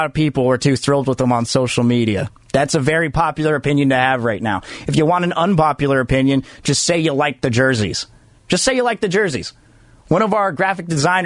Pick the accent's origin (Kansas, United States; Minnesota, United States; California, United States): California, United States; Fremont; I grew up in Fremont